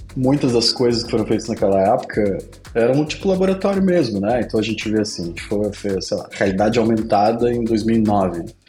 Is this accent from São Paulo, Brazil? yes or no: no; Pelotas, Rio Grande do Sul, Brazil; Eu sou de Pelotas, né, do interior do Rio Grande do Sul